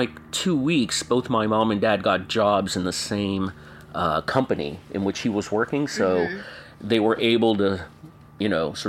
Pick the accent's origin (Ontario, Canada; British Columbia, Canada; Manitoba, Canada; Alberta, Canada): Ontario, Canada; Toronto; moved away as an adult; also born or lived in Tanzania / Zaire (Congo); now in United States; I grew up in Toronto, so the first school I went to was there. I went to kindergarten there